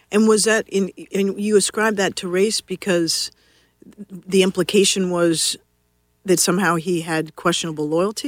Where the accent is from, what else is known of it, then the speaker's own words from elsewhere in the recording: Washington, District of Columbia, United States; I grew up here in Washington D.C.